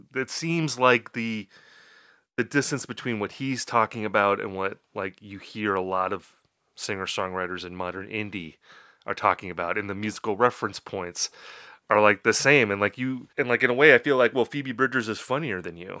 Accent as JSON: {"language": "English", "town": "Appleton", "region": "Wisconsin", "country": "United States", "tie": "born or raised there", "said": "That, that's my hometown, and I was living in Appleton at that time."}